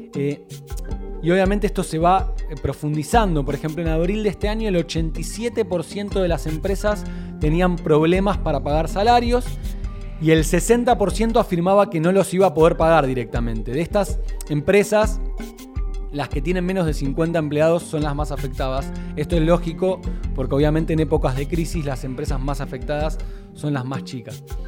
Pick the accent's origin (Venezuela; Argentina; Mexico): Argentina; nuestro país